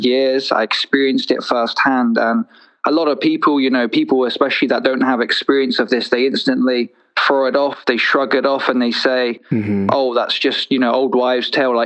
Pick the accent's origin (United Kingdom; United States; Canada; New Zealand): United Kingdom; south coast of England; I grew up in England, so I'm from the south coast of England